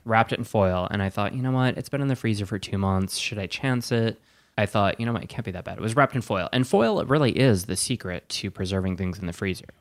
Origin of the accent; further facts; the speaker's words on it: Wisconsin, United States; moved away; I'm from Wisconsin. I say that all the time. I'm from Wisconsin